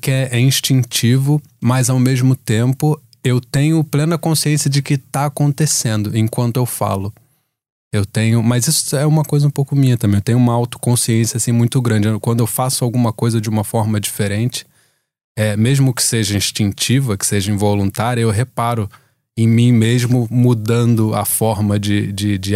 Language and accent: Portuguese; Rio de Janeiro, Brazil; accent: carioca; Quando, quando eu vou para o Brasil, eu já não tenho mais o sotaque, né, o sotaque carioca que eu costumava ter